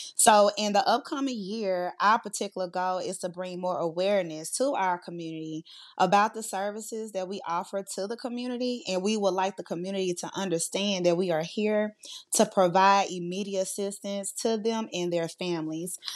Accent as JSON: {"language": "English", "town": "Monroe", "region": "Louisiana", "country": "United States", "said": "I am from Monroe, Louisiana"}